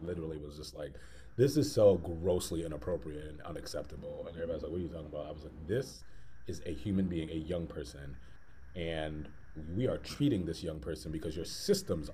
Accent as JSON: {"language": "English", "town": "Hartford", "region": "Connecticut", "country": "United States", "tie": "born or raised there", "moved": "as an adult", "lives_now": "Philadelphia, United States", "said": "I'm born and raised in Hartford, Connecticut, and came to Philadelphia to go to school"}